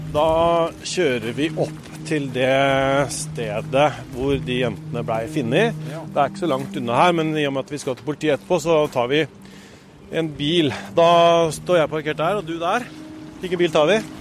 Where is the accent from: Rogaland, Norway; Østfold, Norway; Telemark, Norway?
Østfold, Norway; Spydeberg; bygda mi, Spydberg i Østfold. Det lille stedet tre kvarter fra Oslo, der jeg er fra og som jeg bor i.